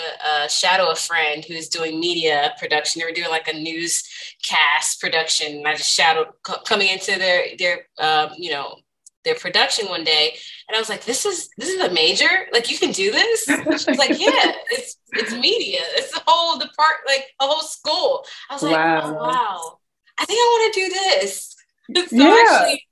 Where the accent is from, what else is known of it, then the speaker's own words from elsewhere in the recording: Culver City, California, United States; moved away as an adult; also born or lived in Philadelphia / New York; I grew up, born and raised in Southern California. I went to school at Culver City